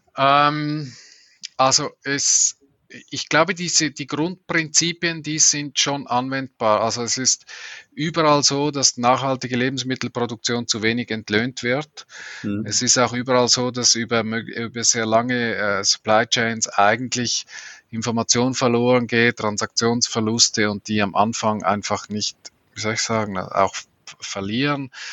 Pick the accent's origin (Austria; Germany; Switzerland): Switzerland; als Schweizer kann ich das schlecht sagen